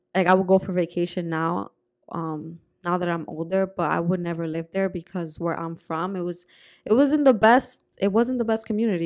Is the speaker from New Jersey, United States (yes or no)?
yes; New Jersey, United States; also born or lived in Dominican Republic / Puerto Rico; growing up in Jersey was also very different